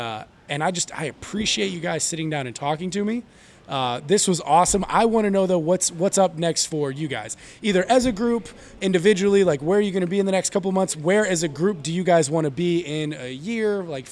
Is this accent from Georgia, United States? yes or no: yes; Atlanta, Georgia, United States; also born or lived in Texas; I grew up in Atlanta. My dad worked for Turner, so I was a WCW kid